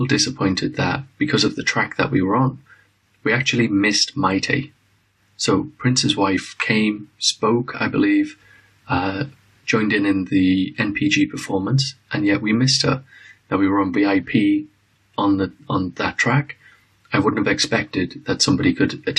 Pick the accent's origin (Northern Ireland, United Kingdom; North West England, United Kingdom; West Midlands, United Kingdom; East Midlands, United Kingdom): North West England, United Kingdom; Liverpool; now in London, United Kingdom; I come from Liverpool, England, originally